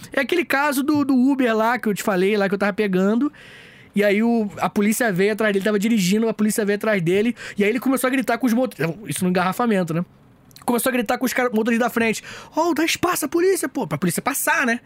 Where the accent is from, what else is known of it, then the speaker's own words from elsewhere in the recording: Rio de Janeiro, Brazil; Eu sou do Rio